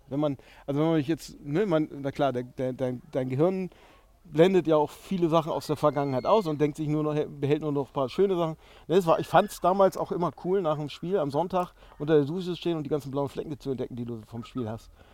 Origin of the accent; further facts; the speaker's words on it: Dithmarschen, Schleswig-Holstein, Germany; also ich bin Schleswig-Holsteiner, Dittmarscher gebürtig